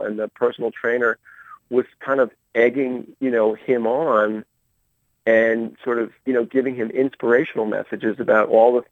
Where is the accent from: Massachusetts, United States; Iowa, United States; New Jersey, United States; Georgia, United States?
Georgia, United States; Marietta; my hometown of mm-hmm. Marietta, Georgia